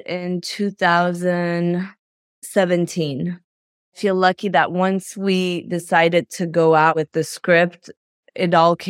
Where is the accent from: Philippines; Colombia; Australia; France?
France; also born or lived in Belgium; I was raised in France and Belgium, and I went to NYU, and I thought I was going to be a journalist